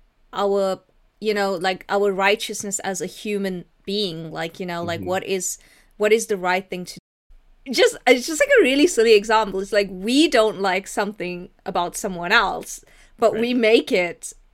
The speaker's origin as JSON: {"language": "English", "country": "South Africa", "said": "whenever I identify as South African, no one believes me because they only know black South Africans. So I can't be South African because I don't have the right coloring for it."}